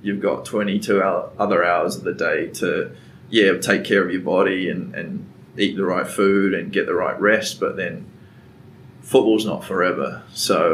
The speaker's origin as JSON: {"language": "English", "country": "New Zealand", "tie": "born or raised there", "also_born_or_lived": "Wellington / Dunedin / Brisbane / Chicago", "moved": "as an adult", "lives_now": "Chattanooga, United States", "said": "I was born and raised in New Zealand"}